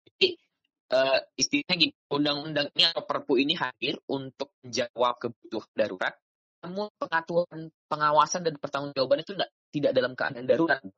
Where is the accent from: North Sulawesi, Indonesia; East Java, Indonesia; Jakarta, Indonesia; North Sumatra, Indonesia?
North Sumatra, Indonesia; Binjai; Asal saya dari Medan. Binjai tepatnya di Sumatera Utara.